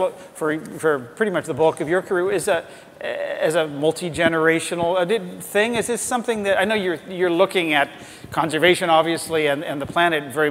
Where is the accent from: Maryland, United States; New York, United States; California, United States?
California, United States; the Bay Area; I grew up in the Bay Area